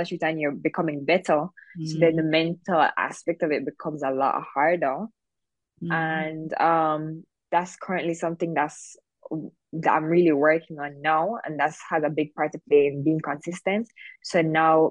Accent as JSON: {"language": "English", "country": "Jamaica", "said": "I'm kind of known as like, oh, I'm the girl from Jamaica"}